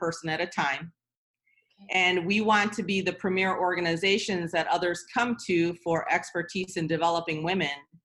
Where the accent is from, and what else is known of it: Michigan, United States; born or raised there; English is a second language; moved away as an adult; also born or lived in Seoul, South Korea / Bloomington, Illinois / New York; now in Atlanta, United States